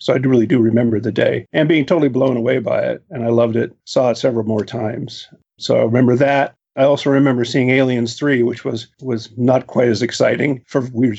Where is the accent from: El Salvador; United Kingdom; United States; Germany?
United States; Portland, Oregon; moved away as an adult; now in Los Angeles, United States; so I moved to Los Angeles in like 1983 to try to break into those fields. Well, I grew up in Portland, Oregon